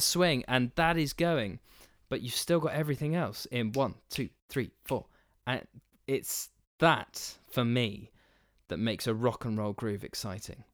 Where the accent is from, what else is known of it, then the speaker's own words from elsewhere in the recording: New Forest, South East England, United Kingdom; where I grew up in the New Forest